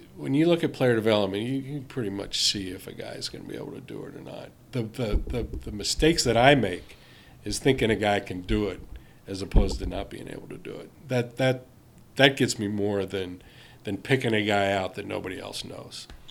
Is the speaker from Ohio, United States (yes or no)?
yes; Cincinnati, Ohio, United States; I grew up in Cincinnati.